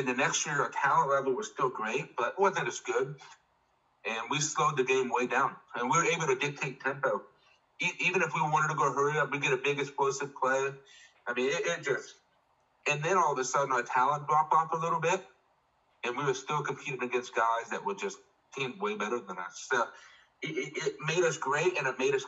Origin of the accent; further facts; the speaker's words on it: Ohio, United States; we're from Ohio